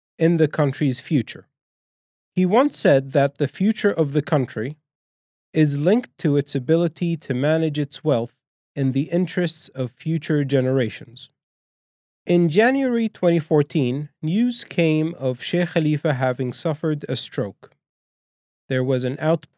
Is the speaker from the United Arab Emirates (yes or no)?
yes; United Arab Emirates; as a young man growing up in the Emirates